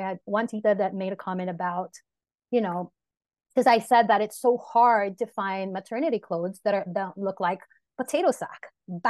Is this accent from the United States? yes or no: no; Philippines; And it's like one of my biggest pet peeves as well as a Filipino mom is the constant shaming